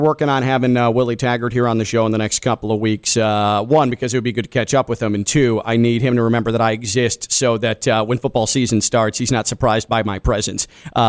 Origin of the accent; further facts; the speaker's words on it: Chicago, Illinois, United States; moved away; friends of mine who I grew up with in Chicago